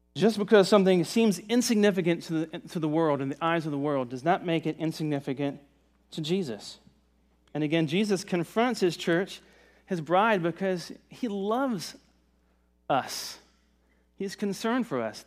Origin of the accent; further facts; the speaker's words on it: Virginia, United States; now in Myrtle Beach, United States; I'm from Virginia in the mountains